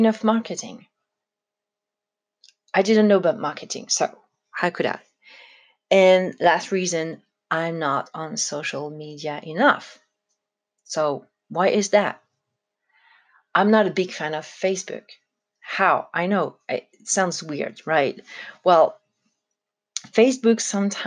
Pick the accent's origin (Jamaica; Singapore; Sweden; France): France; for a French person, it was kind of a shock